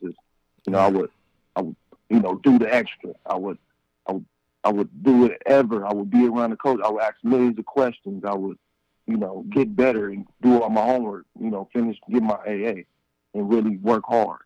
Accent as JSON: {"language": "English", "town": "Compton", "region": "California", "country": "United States", "tie": "born or raised there", "also_born_or_lived": "Long Beach, California", "said": "I'm from Compton, California, born and raised"}